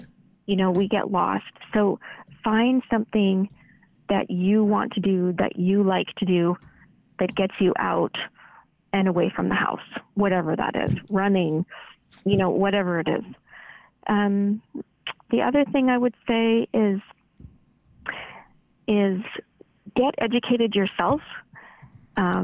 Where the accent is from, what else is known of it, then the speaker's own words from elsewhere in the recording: Canada; now in United States; I'm a Canadian